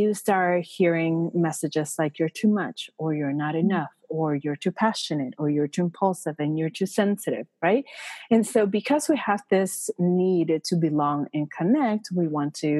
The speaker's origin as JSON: {"language": "English", "country": "Puerto Rico", "tie": "born or raised there", "also_born_or_lived": "Minnesota", "moved": "as an adult", "said": "I was born and raised in Puerto Rico"}